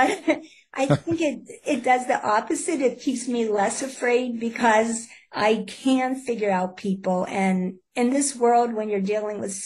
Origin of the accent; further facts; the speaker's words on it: Pittsburgh, Pennsylvania, United States; I'm from Pittsburgh, Pennsylvania